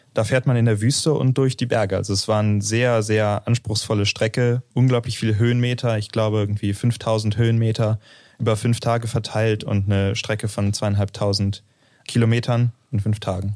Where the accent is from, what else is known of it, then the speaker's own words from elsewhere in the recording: Northern Germany, Germany; now in Aachen, Germany; Ich komme aus dem Norden von Deutschland